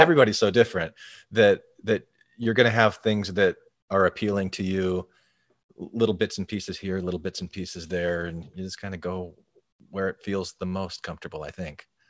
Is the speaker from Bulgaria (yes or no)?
no; Arizona, United States; growing up in Arizona in a fairly large Mormon community